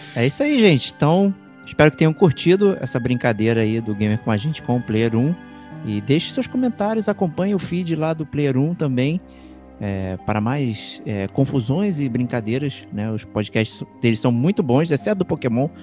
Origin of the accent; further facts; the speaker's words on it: Brazil; Eu sou brasileiro